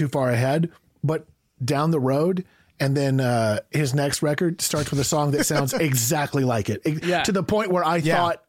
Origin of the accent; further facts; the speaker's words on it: Georgia, United States; moved away; I'm originally from Georgia, so when I moved out to California, I got called all of these names, and I like all yeah. of them, to be honest.